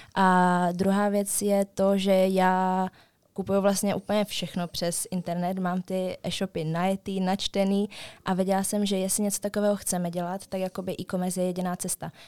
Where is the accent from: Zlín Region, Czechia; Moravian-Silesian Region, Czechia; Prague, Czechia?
Moravian-Silesian Region, Czechia; Český Těšín; my jsme z Českého Těšína, takže vy, asi, asi 30 kilometrů do Stravy.